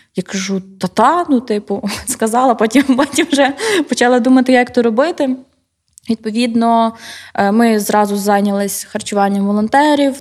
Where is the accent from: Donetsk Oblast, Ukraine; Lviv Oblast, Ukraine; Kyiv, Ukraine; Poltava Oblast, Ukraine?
Kyiv, Ukraine; Я взагалі з Києва, і в мене батьки також